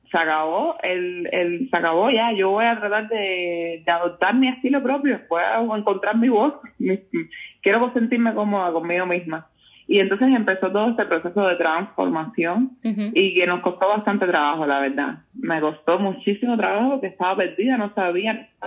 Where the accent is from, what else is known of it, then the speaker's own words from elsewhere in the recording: Guanajuato, Mexico; yo soy de Guanajuato y en Guanajuato la cultura afro fundamentalmente las religiones es algo que está muy arraigado, entonces formaba parte de mi día a día.